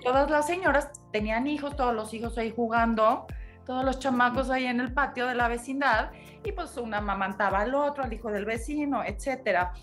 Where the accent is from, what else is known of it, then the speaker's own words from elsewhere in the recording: Mexico; los mexicanos somos peculiares